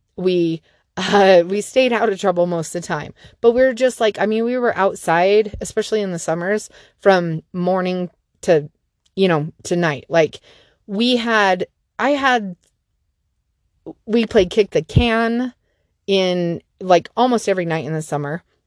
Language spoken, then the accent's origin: English; Salt Lake City, Utah, United States; I grew up down in Salt Lake City, and we lived in a cul-de-sac